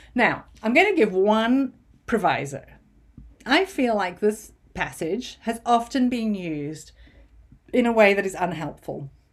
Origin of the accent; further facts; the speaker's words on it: United Kingdom; as a Brit